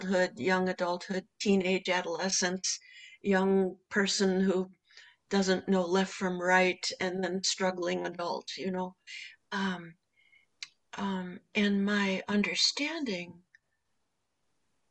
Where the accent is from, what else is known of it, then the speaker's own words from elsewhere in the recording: United States; I'm a first generation American